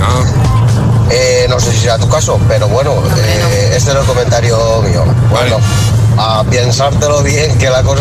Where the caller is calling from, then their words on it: Valencia, Valencian Community, Spain; de Valencia.